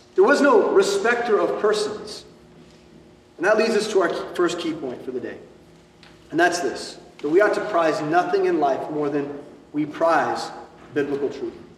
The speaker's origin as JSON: {"language": "English", "country": "United States", "said": "What we experience as American Christians"}